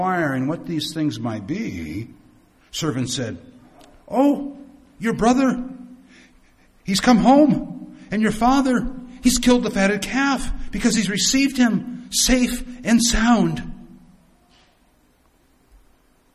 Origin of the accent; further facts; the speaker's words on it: United States; I come from the United States